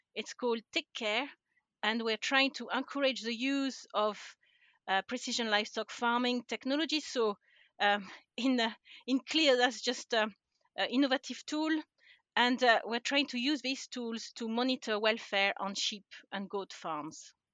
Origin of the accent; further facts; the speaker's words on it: France; accent: French; English is a second language; moved away as an adult; now in Scotland, United Kingdom; I'm originally from France, um, and I don't think I've lost my accent after all these years